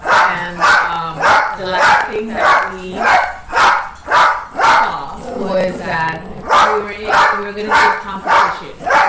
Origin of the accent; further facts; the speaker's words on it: United States; I'm American.